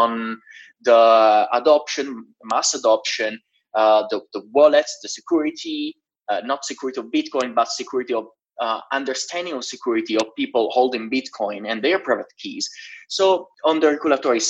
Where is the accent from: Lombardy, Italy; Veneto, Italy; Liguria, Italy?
Liguria, Italy; Genoa; moved away as an adult; also born or lived in Switzerland / London; my hometown in Genoa, in Italy